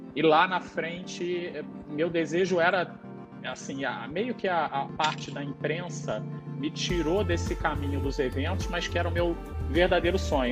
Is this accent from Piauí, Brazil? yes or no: no; São Gonçalo, Rio de Janeiro, Brazil; now in Niterói, Brazil; eu nasci em São Gonçalo, nasci em São Gonçalo, hoje moro em Niterói